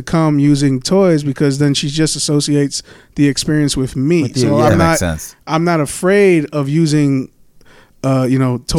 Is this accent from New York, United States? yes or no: yes; New York City, New York, United States; first language Spanish; English is a second language; I grew up in Forest Hills, which is heavily Jewish, Russian, Baharian, you know, things like that. So I grew up around Jewish and Russian people.